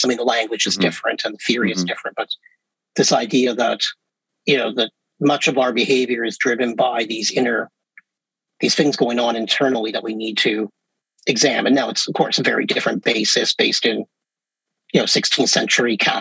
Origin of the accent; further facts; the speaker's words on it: Canada; I'm Canadian